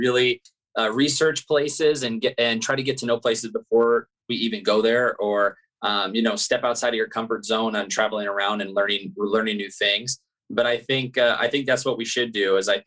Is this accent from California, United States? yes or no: yes; Santa Barbara, California, United States; moved away as an adult; also born or lived in Louisiana / Washington / Germany / France; I'm from Santa Barbara, California